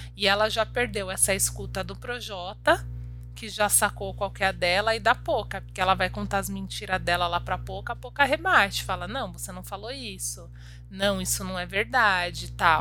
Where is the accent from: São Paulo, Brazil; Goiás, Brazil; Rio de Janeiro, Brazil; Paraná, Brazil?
Rio de Janeiro, Brazil; Nova Iguaçu; Eu sou cria de Nova Iguaçu